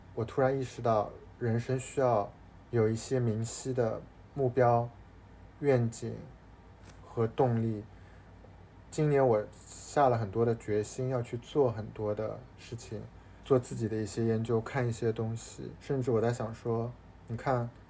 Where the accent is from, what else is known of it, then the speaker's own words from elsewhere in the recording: Shanghai, China; now in Hong Kong, China; 从小到大，作为上海人